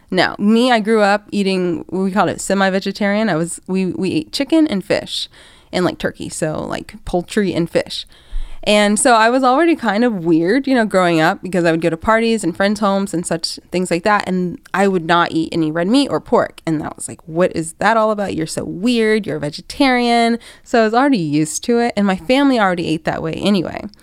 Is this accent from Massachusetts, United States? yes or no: no; Atlanta, Georgia, United States; I'm from Atlanta, Georgia.